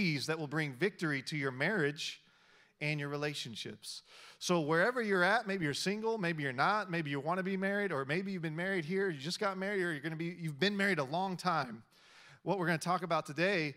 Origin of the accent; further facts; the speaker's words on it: Texas, United States; moved away; also born or lived in Kansas City; I was born in Texas, so I claim all the Dallas teams